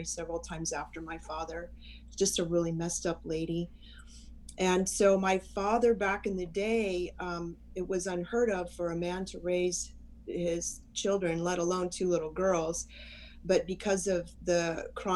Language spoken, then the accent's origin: English; San Diego, California, United States; I was born in San Diego